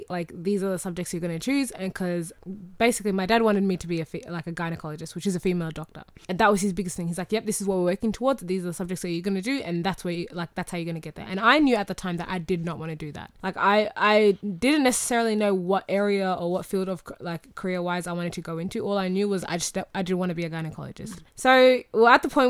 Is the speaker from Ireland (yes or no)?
no; Australia; accent: Australian